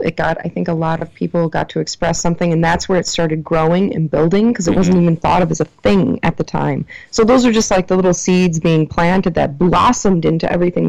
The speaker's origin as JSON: {"language": "English", "town": "Mondovi", "region": "Wisconsin", "country": "United States", "tie": "born or raised there", "also_born_or_lived": "Milwaukee", "said": "that was my hometown. Really cool, Mondovi had nothing."}